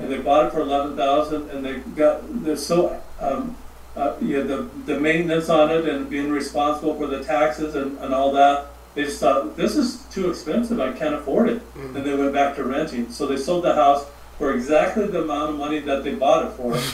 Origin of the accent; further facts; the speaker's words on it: Montana, United States; moved away; also born or lived in Charleston, South Carolina / Phoenix / California; I'm from Montana